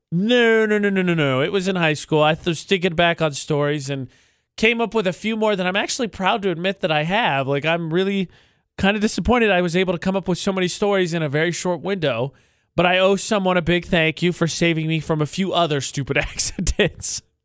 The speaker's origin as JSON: {"language": "English", "country": "United States", "tie": "born or raised there", "moved": "yes", "said": "I'm going to Chicago for that conference near my hometown."}